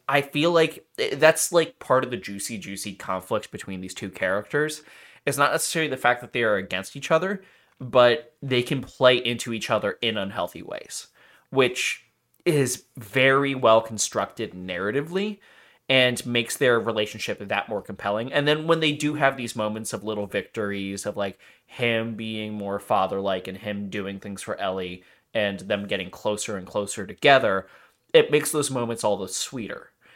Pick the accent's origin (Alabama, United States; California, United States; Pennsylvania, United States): Pennsylvania, United States; Philadelphia; we are from Philly